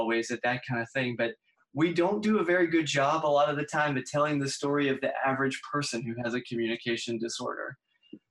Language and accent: English; Pittsburgh, Pennsylvania, United States; moved away as an adult; now in West Virginia, United States; I'm from Pittsburgh originally